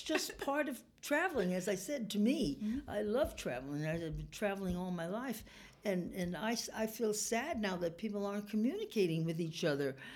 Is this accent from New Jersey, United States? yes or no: no; New York, United States; also born or lived in California; now in Reno, United States; I came from New York